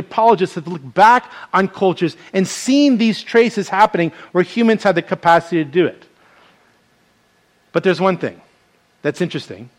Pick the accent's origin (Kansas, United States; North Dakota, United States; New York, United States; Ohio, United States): New York, United States; moved away as an adult; now in Hawaii, United States; a New York native